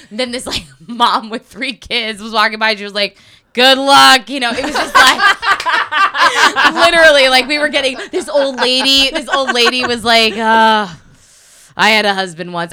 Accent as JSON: {"language": "English", "region": "Connecticut", "country": "United States", "moved": "yes", "said": "I'm from Connecticut, right outside of New York"}